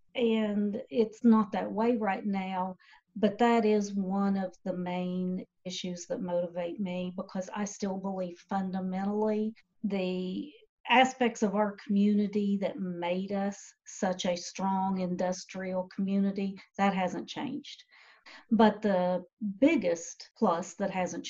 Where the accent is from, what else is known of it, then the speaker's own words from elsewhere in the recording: Boyd County, Kentucky, United States; born and bred in Boyd County